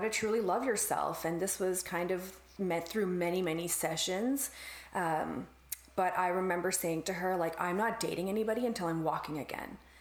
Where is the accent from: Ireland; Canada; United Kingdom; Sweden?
Canada; as a Canadian